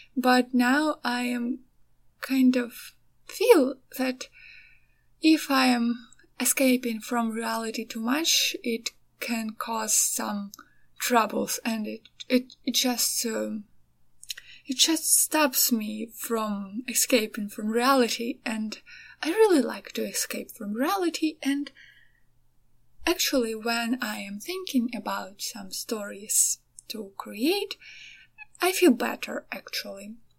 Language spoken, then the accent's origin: English; Ukraine; also born or lived in Kyiv; I'm from Ukraine